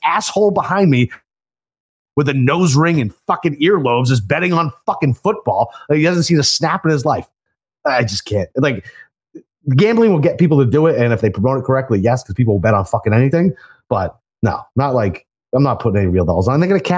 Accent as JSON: {"language": "English", "region": "Northeast", "country": "United States", "said": "we're from the Northeast."}